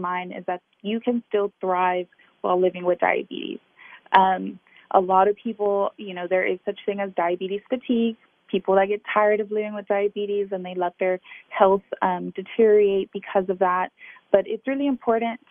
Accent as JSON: {"language": "English", "region": "Texas", "country": "United States", "tie": "born or raised there", "said": "I grew up here in Texas with a community of friends and family who are very affected by diabetes"}